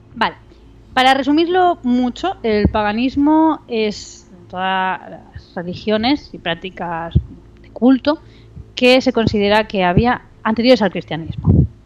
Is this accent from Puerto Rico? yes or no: no; Barcelona, Catalonia, Spain; yo soy de Barcelona. Ah. nací en Barcelona